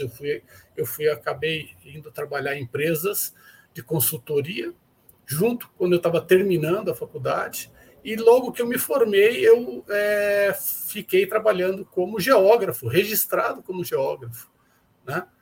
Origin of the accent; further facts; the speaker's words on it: São Paulo, Brazil; now in Uberlândia, Brazil; eu sou paulistano, né? Eu sou nascido e criado é, na capital de São Paulo